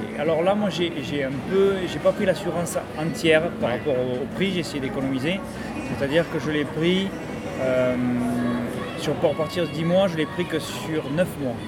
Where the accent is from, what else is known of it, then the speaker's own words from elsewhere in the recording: Toulouse, Occitania, France; moved away as an adult; now in Phuket, Thailand; je, viens de Toulouse, en France